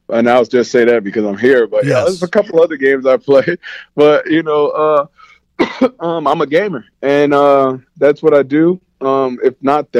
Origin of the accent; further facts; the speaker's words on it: New Jersey, United States; I'm a guy from New Jersey